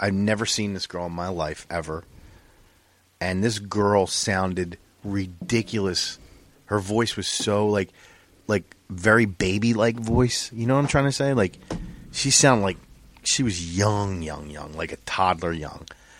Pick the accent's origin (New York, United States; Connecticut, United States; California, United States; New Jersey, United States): New Jersey, United States; born there; I'm a Cowboys fan, but I was born in Jersey.